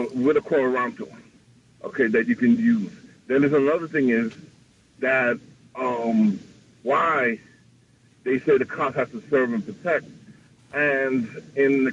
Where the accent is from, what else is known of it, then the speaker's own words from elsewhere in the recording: New York City, New York, United States; I'm from Queens.